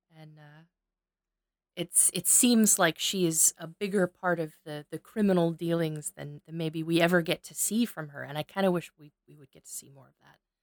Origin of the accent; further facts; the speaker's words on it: Cape Girardeau, Missouri, United States; filmed right here in my hometown